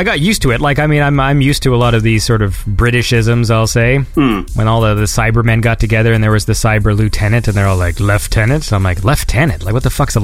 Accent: Canada; I'm from Canada, so like my country is gigantic

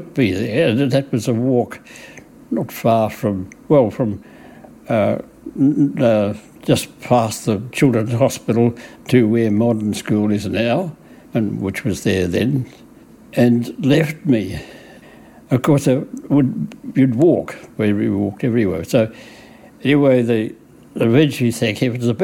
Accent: Pingelly, Western Australia, Australia; also born or lived in Beverley, Western Australia / Perth; born in 1927 in Beverley, on the Great Southern Railway, and the reason why I was born there, not in Pingerley, which was the hometown

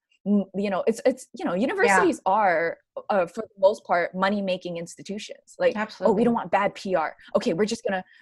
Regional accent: Hawaii, United States; also born or lived in Oregon; growing up in Hawaii, for example, we have a very deeply embedded joke culture

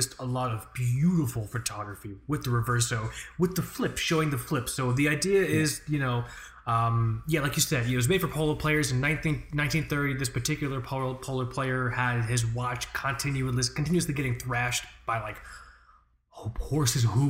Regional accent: United States; we're properly American

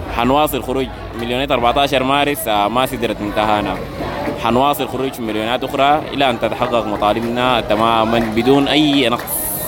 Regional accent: Sudan; كشعب سوداني

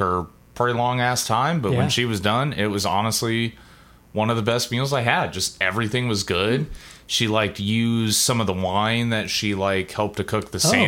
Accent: Boston, Massachusetts, United States; Yeah, like I'm from Boston, like, yeah, you got cock the tub.

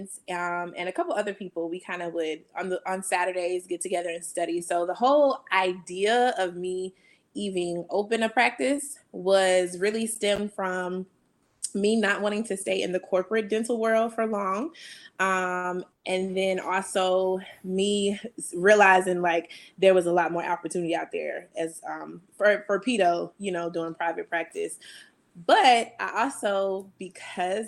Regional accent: North Carolina, United States; moved away as an adult; also born or lived in Hampton, Virginia / Nashville, Tennessee; I am originally from North Carolina

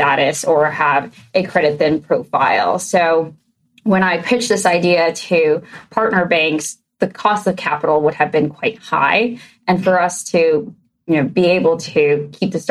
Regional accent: New York City, New York, United States; moved away as an adult; also born or lived in Astoria; now in Philadelphia, United States; I grew up in Queens, New York, a proud New Yorker

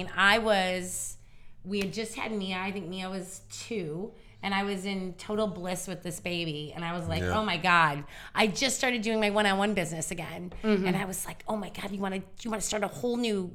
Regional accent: Chicago Heights, Illinois, United States; now in Northwest Indiana, United States; I come from the South Side, Chicago Heights.

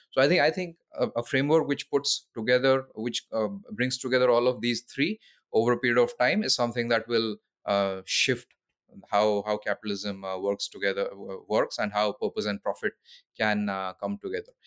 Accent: Odisha, India; also born or lived in London; went back to India, to my home state, Odisha

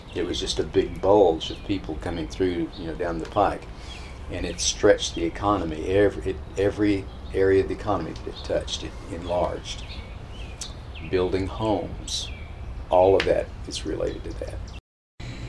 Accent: western tip of the Oklahoma Panhandle, United States; moved away; also born or lived in Texas; I grew up on a ranch in the western tip of the Oklahoma Panhandle

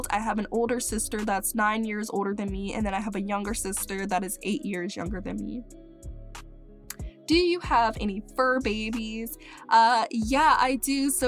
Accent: Mississippi, United States; born there; also born or lived in Maryland / Crestview, Florida / Texas / Tallahassee, Florida; now in Gainesville, United States; but I was born in Mississippi and then we moved to uh, Maryland and then we moved to Crestview, Florida. Then we moved to Texas and then we moved to Tallahassee, Florida.

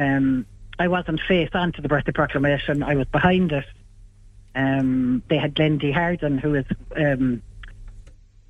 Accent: Ireland; I'm from Ireland

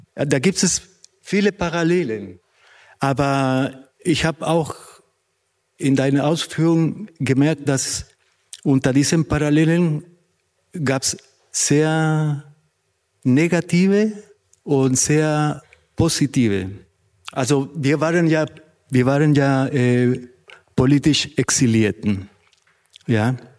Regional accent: Santiago, Santiago Metropolitan Region, Chile; also born or lived in East Germany; now in Germany; Ich komme aus Chile, Santiago. Ich bin 1974 in die DDR gekommen

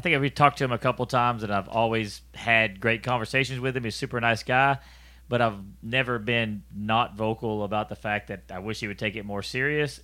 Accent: Houston, Texas, United States; I grew up in Houston, I got to go to the Houston Livestock Show

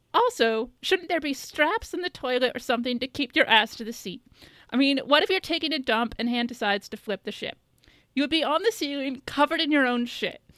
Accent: about three hours from Chicago, Midwest, United States; moved away; I grew up, um, like, my hometown's about three hours

